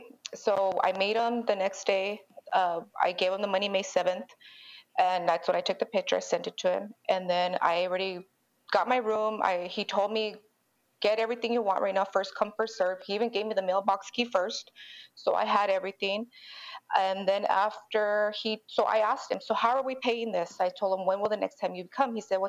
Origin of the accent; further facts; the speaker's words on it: Los Angeles, California, United States; I'm from East LA.